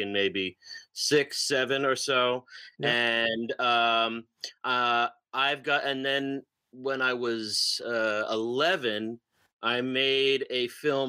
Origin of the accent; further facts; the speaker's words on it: New Jersey, United States; also born or lived in Connecticut / Albany, New York; I live my whole life pretty much in New Jersey. I mean, I was born in Connecticut